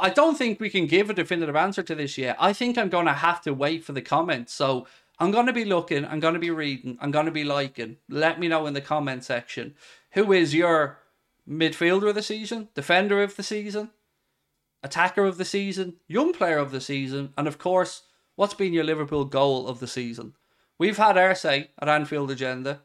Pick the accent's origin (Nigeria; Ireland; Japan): Ireland; I'm not English. I'm Irish